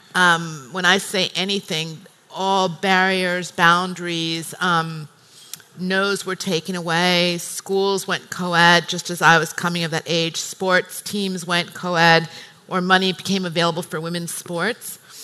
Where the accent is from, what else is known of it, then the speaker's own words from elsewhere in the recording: United States; moved away as an adult; I'm American